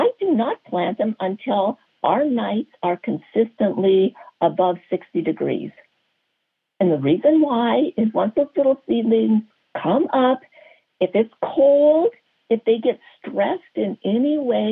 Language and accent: English; North Dakota, United States; moved away; I grew up in North Dakota. North Dakota